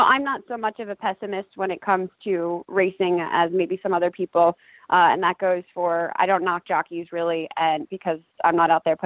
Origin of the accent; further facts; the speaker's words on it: New York, United States; moved away as an adult; also born or lived in Kentucky; I grew up in New York, and then I went to college at the University of Louisville's equine program in Kentucky.